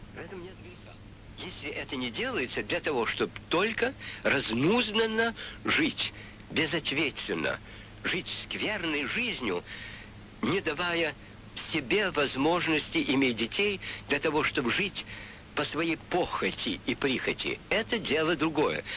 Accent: Russia; у нас на родине

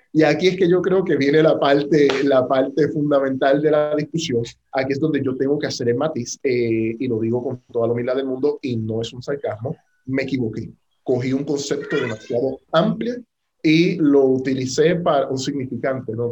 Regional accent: Puerto Rico; A los puertorriqueños

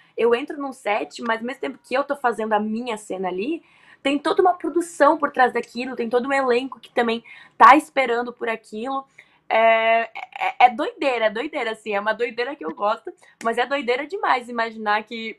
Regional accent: Rio Grande do Sul, Brazil; eu nasci no Rio Grande do Sul

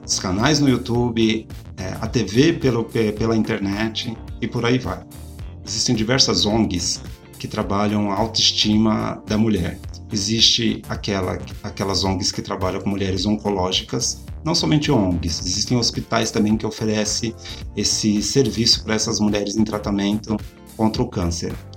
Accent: São Paulo, Brazil; Vocês sabem que eu sou de São Paulo

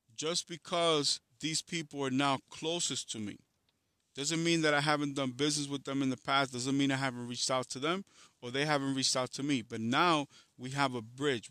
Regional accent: New York City, New York, United States; also born or lived in Dominican Republic; I come from Harlem in the Bronx

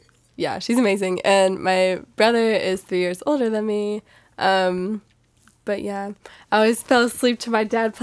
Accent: San Jose, California, United States; moved away as an adult; also born or lived in Salinas; now in San Luis Obispo, United States; I grew up in San Jose

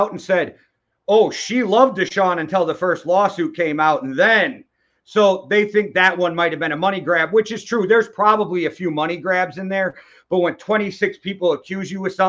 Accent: United States; As an American

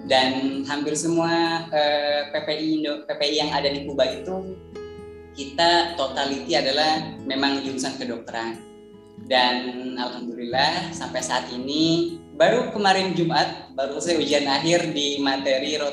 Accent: Sukabumi, West Java, Indonesia; now in Havana, Cuba; Eh, asal saya dari Sukabumi Jawa Barat. Jadi orang Sunda ya, bagi yang orang Sunda, ayo.

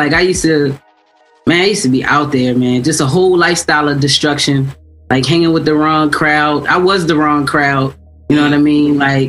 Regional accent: Baltimore, Maryland, United States; also born or lived in Orlando; I'm from here. Okay. I'm from Baltimore.

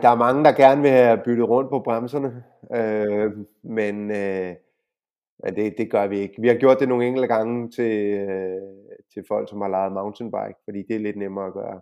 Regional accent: Denmark; now in Spain; dansker og EU-borger

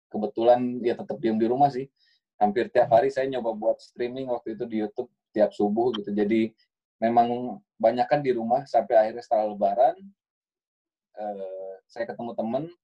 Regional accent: Bandung, West Java, Indonesia; born there; Saya lahir di Bandung 6 Desember 1985

